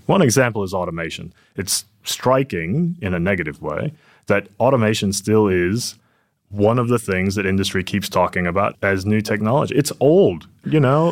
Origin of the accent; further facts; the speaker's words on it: Silicon Valley, California, United States; now in Perth, Australia; I'm from Silicon Valley originally